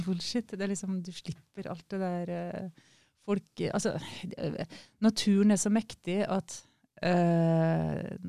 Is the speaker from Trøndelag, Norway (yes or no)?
no; Kristiansund, Møre og Romsdal, Norway; Jeg kommer jo fra Kristiansund